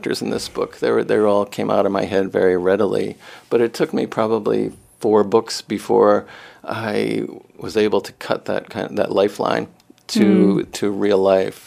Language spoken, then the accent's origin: English; Rhode Island, United States; moved away as an adult; also born or lived in New York; now in Maine, United States; I'm from Rhode Island.